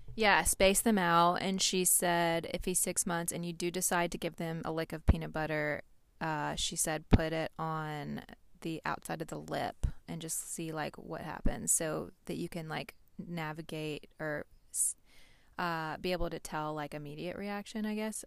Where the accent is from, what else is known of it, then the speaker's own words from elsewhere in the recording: Nashville, Tennessee, United States; we're from Nashville